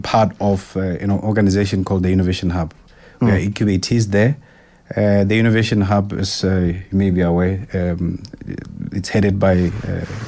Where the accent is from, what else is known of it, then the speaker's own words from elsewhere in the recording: Lesotho; moved away as an adult; also born or lived in Soweto, South Africa; I grew up in Lesotho. I was born in Soweto, Mzimhlophe, and then at the age of 3, I moved to Lesotho, where I spent almost 20 years of my life.